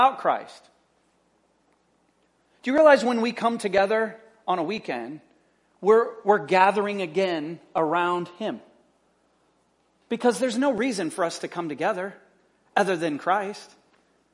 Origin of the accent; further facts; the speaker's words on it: United States; we're American